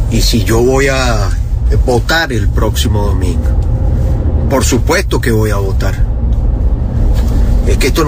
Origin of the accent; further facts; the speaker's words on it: Venezuela; los que somos venezolanos